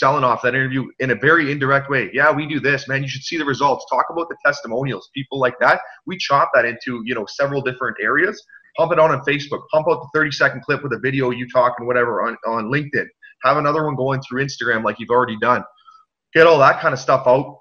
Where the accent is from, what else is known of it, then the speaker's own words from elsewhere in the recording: Canada; I'm a Canadian, very proud